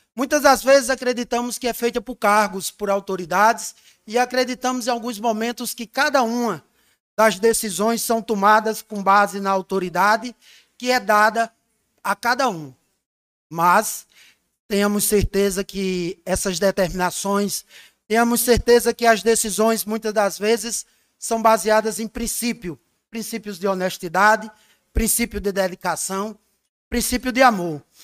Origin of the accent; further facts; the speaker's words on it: São Bento, Paraíba, Brazil; eu que sou de São Bento, que nasci aqui, que sou do São Bento de Baixo, que morei fora e que voltei